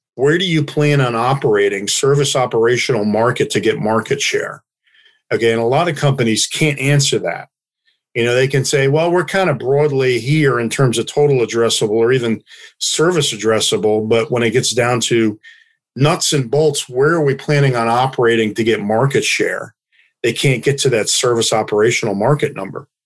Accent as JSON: {"language": "English", "country": "United States", "said": "as an American"}